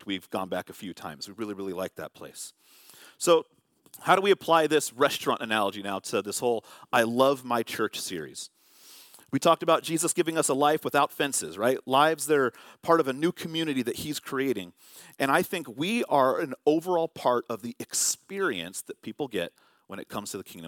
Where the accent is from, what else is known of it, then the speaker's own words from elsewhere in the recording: Vallejo, California, United States; moved away; growing up in Vallejo, California